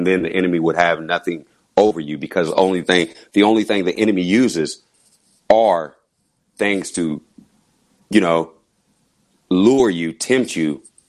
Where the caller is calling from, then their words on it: Kansas, United States; Calling from Kansas.